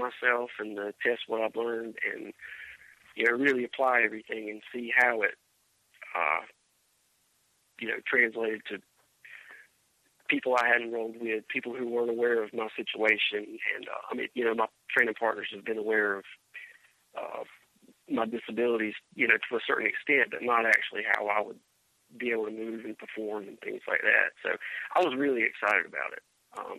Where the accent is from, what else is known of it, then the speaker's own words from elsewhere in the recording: Rockingham, North Carolina, United States; I'm from Rockingham, North Carolina.